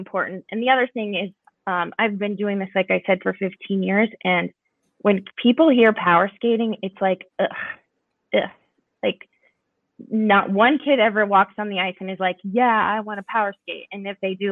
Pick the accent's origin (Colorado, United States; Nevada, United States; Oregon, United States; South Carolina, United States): Colorado, United States; Arvada; moved away as an adult; now in Minnesota, United States; I grew up in Arvada, Colorado.